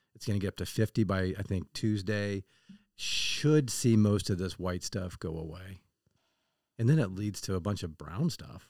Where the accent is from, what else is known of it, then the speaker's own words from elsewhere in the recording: Kansas City, Missouri, United States; I grew up in Kansas City